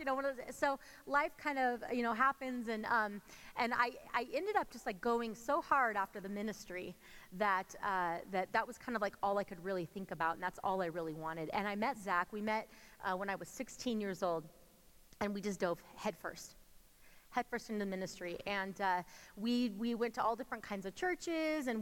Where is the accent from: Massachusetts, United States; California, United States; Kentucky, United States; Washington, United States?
California, United States; moved away as an adult; now in Colorado, United States; we're originally from California